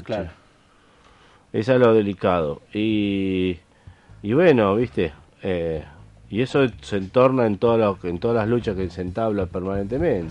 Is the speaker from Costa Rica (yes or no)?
no; Argentina; lo que nosotros queremos como sociedad argentina